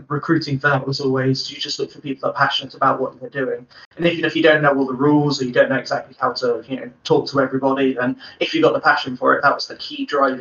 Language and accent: English; Bristol, South West England, United Kingdom; moved away as an adult; now in Cornwall, United Kingdom; I'm from Bristol